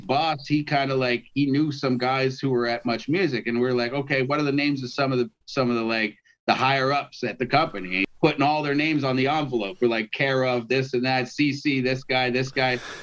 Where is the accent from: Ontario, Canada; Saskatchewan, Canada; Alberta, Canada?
Ontario, Canada; Toronto; I'm from Toronto